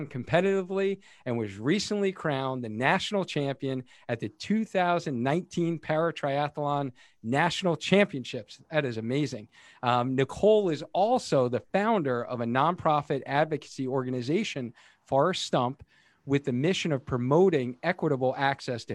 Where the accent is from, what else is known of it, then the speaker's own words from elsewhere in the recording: Cheshire, Connecticut, United States; my hometown in Cheshire, Connecticut.